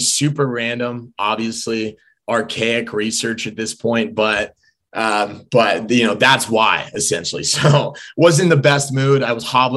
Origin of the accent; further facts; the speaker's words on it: Southern California, United States; I grew up in Southern California